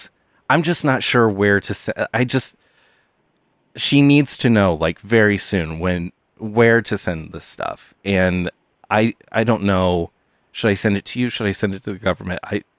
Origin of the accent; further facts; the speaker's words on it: Punxsutawney, Pennsylvania, United States; I am from Punxsutawney, Pennsylvania